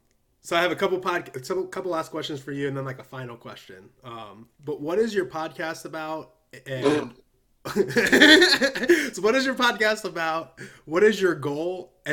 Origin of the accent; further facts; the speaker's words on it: Illinois, United States; also born or lived in California; now in Nashville, United States; I'm originally from Illinois. I moved to California, and now I'm in Nashville.